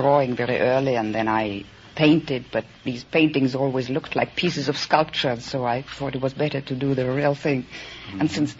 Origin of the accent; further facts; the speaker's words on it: Vienna, Austria; moved away; I'm from Vienna.